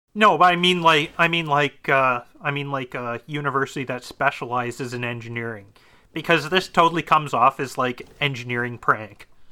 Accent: Ontario, Canada; I'm from Ontario. I'm not from Alberta

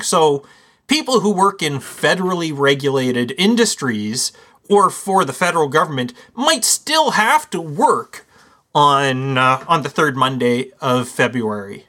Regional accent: Canada; our Canadian Thanksgiving

